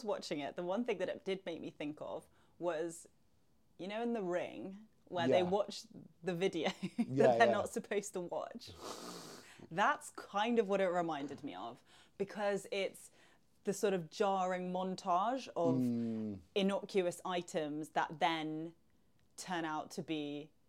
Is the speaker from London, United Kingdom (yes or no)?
yes; London, United Kingdom; the perception of Cornwall as like a Londoner is that it's like holiday destination